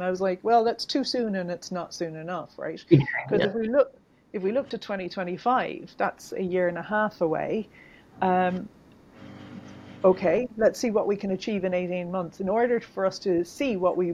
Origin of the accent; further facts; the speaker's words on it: Ireland; I grew up in Ireland